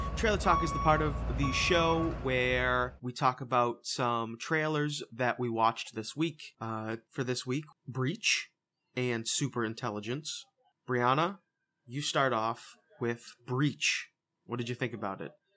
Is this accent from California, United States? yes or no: no; Boston, Massachusetts, United States; We're from, we're from Boston. We're from the Massachusetts area